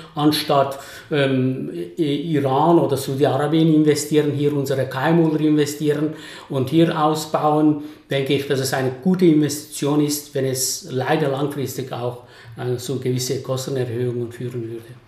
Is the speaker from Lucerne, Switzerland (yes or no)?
no; Basel, Basel-Stadt, Switzerland; als Basler